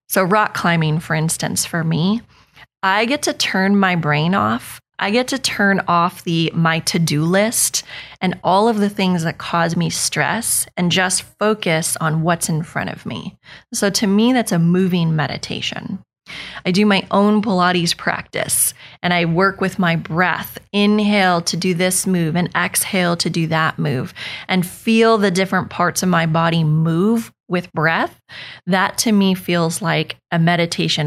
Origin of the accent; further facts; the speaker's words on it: Northern California, United States; moved away as an adult; now in Oakhill; I'm from California. I'm from Northern California